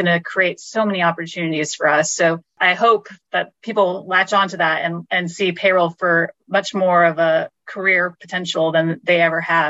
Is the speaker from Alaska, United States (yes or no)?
no; Texas, United States; moved away as an adult; now in London, United Kingdom; I was from Texas originally